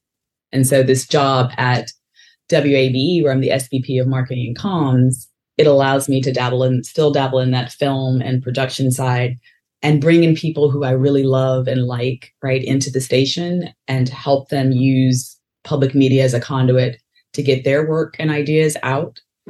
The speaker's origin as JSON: {"language": "English", "region": "Texas", "country": "United States", "tie": "born or raised there", "also_born_or_lived": "North Carolina", "moved": "as an adult", "lives_now": "Atlanta, United States", "said": "I grew up in Texas."}